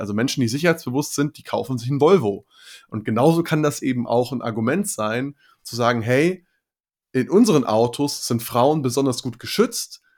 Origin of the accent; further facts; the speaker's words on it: Germany; bei uns in Deutschland